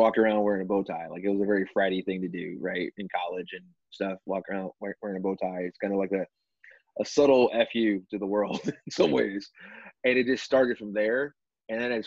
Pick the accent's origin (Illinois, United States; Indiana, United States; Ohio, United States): Illinois, United States; Chicago; growing up in Chicago